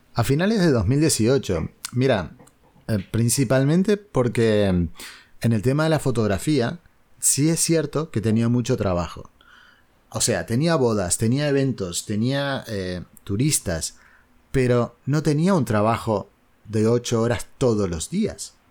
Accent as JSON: {"language": "Spanish", "country": "Uruguay", "moved": "as an adult", "lives_now": "Spain", "said": "yo soy uruguayo, no soy argentino"}